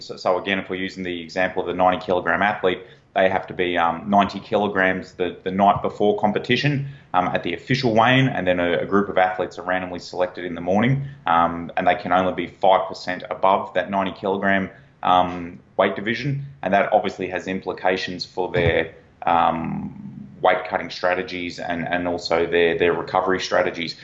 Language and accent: English; Australia; accent: Australian; I'm an Australian national, if you can't tell from the accent.